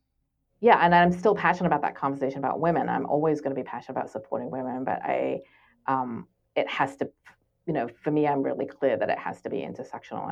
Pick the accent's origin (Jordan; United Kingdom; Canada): United Kingdom; England; moved away; I grew up in England, and I went to these all girls schools